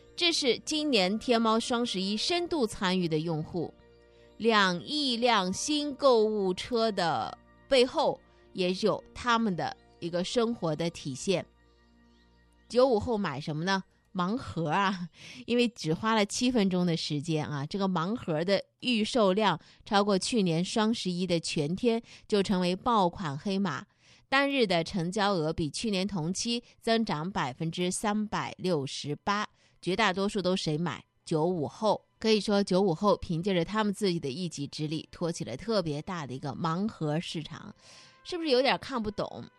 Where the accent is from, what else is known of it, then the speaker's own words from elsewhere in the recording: Zhejiang, China; 咱们浙江人今年到底都买了些啥